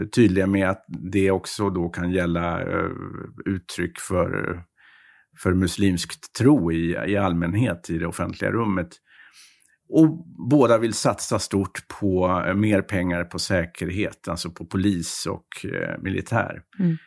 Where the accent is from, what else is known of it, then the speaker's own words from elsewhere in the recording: Sweden; moved away as an adult; now in Paris, France; när man som svensk kommer